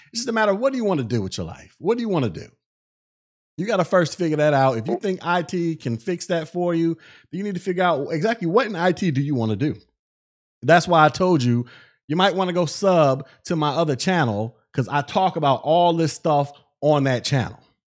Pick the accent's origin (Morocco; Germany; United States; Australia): United States; Florida; I'm from Florida.